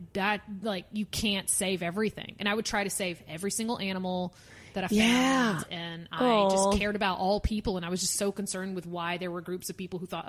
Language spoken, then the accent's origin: English; the South, United States; I'm from the South, so you cheer, that's the thing.